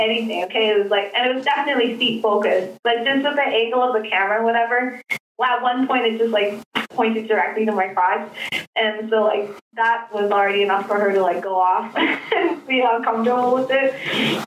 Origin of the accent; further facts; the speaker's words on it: Canada; also born or lived in South Korea / New York; I grew up in Canada since I was 3 years old